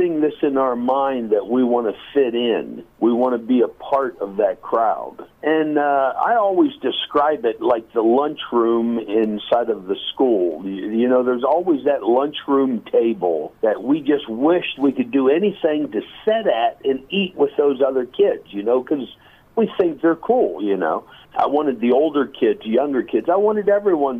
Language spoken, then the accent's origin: English; North Dakota, United States; I'm from the U.S. I was born in North Dakota.